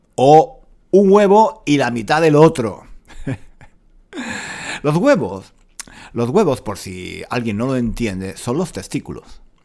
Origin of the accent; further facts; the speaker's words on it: Granada, Andalusia, Spain; now in London, United Kingdom; de niño, cuando vivía en Granada